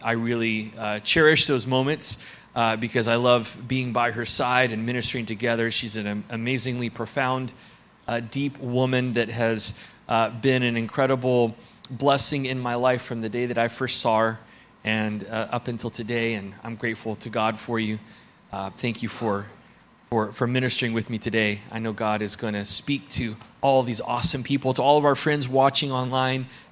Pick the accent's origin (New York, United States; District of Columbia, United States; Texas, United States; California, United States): Texas, United States; You heard the y'all because we're from Texas